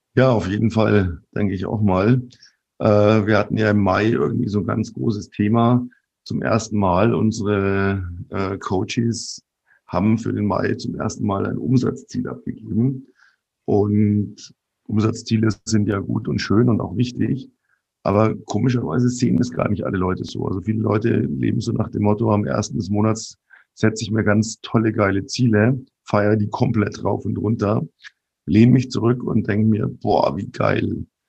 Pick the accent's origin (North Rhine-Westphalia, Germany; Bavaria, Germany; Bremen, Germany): Bavaria, Germany; bei uns in Bayern